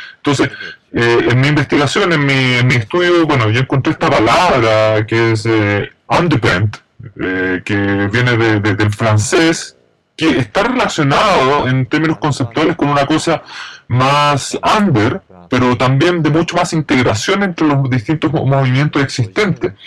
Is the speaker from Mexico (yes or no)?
no; Fukuoka, Japan; yo soy de Fukuoka, llamo mucho este, mi pueblo natal